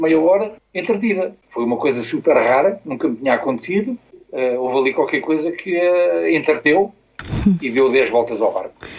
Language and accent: Portuguese; Almada, Setúbal, Portugal; also born or lived in Costa da Caparica; sou de Almada, depois vim morar para a Costa da Caparica, quando me casei